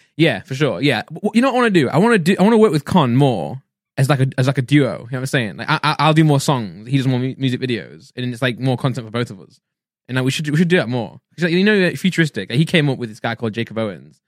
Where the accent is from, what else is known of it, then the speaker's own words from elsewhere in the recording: England, United Kingdom; if we're English and British, we'll say healthy